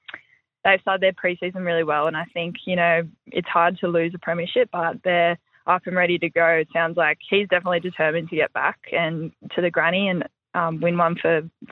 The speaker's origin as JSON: {"language": "English", "town": "Brisbane", "region": "Queensland", "country": "Australia", "tie": "born or raised there", "said": "Yeah, I'm from Brizzy, so grew up in town and went through all the pathways growing up underage, so yeah."}